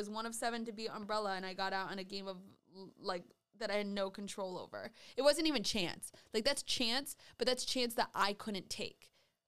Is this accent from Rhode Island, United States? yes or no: yes; Rhode Island, United States; Hi, I'm from. … I'm from Rhode Island.